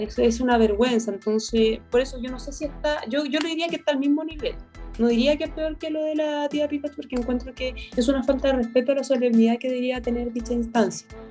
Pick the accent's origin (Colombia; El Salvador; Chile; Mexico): Chile; tenemos que, que reaccionar ya como chilenos